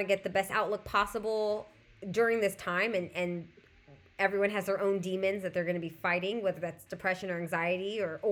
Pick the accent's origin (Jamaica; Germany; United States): United States; Southern California; I'm also from Southern California.